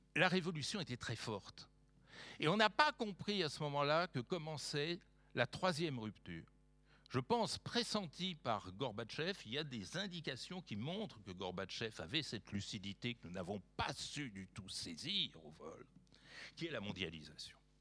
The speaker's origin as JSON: {"language": "French", "country": "France", "said": "en tant que Français"}